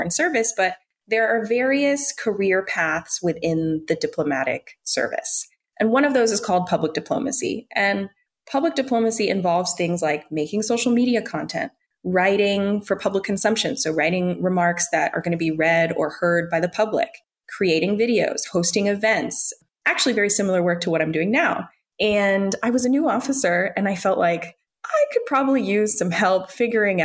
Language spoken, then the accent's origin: English; United States; I grew up in the United States. I am an American woman